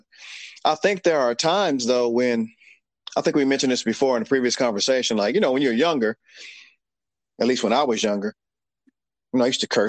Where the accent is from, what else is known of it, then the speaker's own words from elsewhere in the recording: Cherokee, Alabama, United States; I grew up here in the South, deep South here in a little town called Cherokee, Alabama